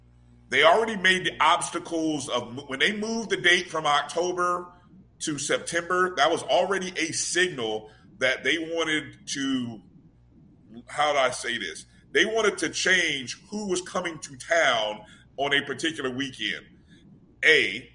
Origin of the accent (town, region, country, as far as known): Indianapolis, Indiana, United States; born or raised there